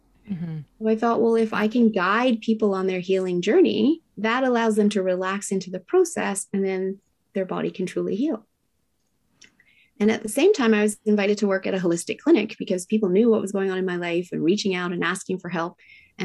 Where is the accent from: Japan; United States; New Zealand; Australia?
Japan; Tokyo; now in Whistler, Canada; I was raised in Tokyo, Japan in the 70s